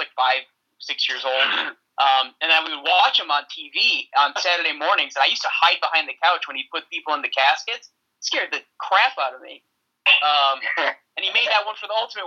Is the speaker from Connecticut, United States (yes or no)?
yes; East Hartford, Connecticut, United States; I'm from East Hartford originally, and I work in East Hartford